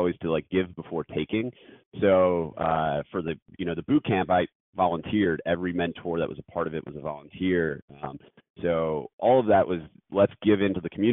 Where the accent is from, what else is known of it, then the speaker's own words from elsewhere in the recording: Scranton, Pennsylvania, United States; moved away; also born or lived in Philadelphia / New York; growing up in Scranton, Pennsylvania